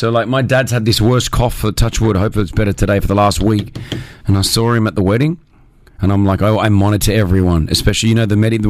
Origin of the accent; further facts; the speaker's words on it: Australia; accent: Australian; now in United Arab Emirates; Me as an Australian, you know, I've kept my Australian accent.